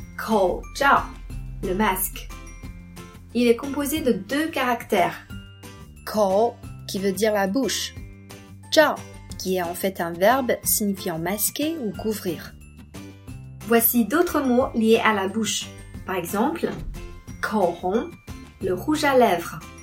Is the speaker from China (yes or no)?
yes; China; first language Chinese; French is a second language; mon pays et à ma langue maternelle